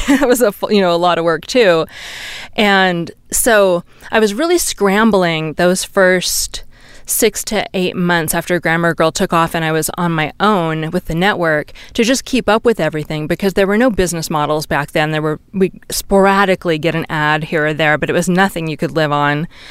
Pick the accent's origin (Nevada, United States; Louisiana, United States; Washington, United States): Washington, United States; Seattle; also born or lived in Santa Cruz, California / Bay Area, California / Arizona / Silicon Valley; now in Reno, United States; I grew up in Seattle and I spent many years in Northern California in Santa Cruz and the Bay Area and then a few years in Arizona